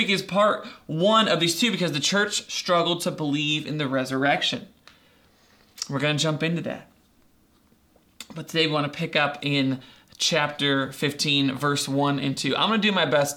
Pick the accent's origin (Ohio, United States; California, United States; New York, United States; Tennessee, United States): Ohio, United States; Doylestown; when I was growing up in Doylestown, I went to school in fifth grade